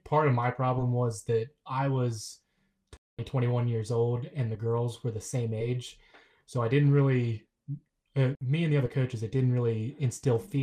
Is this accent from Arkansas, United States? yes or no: no; Pennsylvania, United States; also born or lived in Morgantown, West Virginia; I'm from Pennsylvania, but I grew up only about an hour from Morgantown.